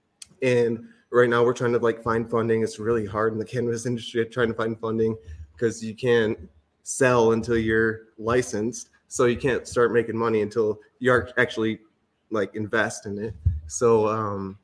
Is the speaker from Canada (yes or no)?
no; Lansing, Michigan, United States; I was born and raised in Lansing, Michigan